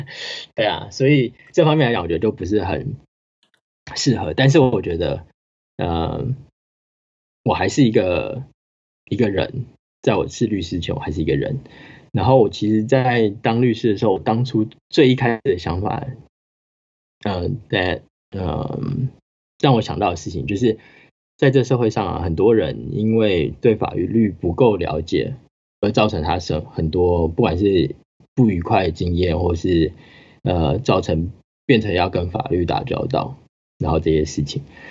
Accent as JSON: {"language": "Chinese", "country": "New Zealand", "tie": "born or raised there", "said": "我真的是很幸运可以在这个环境下长大，因为在纽西兰的话，它的环境就是一个，这就是一个 normal 的 situation"}